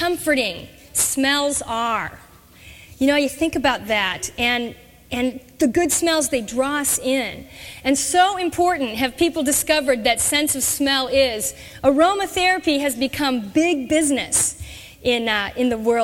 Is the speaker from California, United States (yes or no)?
yes; Orange, California, United States; now in Chicago, United States; I grew up in Southern California. I grew up in the city of Orange